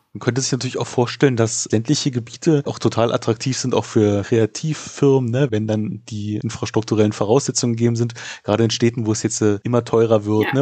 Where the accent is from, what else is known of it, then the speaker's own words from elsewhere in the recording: Berlin, Germany; als Berliner, der ich auch bin